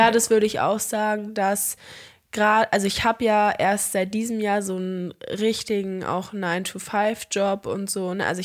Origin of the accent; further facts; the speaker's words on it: Albania; ich hatte einen richtig geilen Urlaub mit einer ultra coolen Crew aus meiner Heimat in Albanien